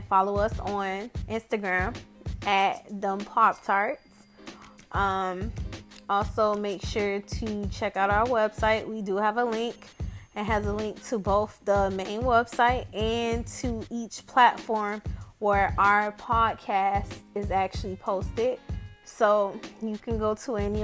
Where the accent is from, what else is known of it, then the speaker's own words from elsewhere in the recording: Miami, Florida, United States; I'm from Miami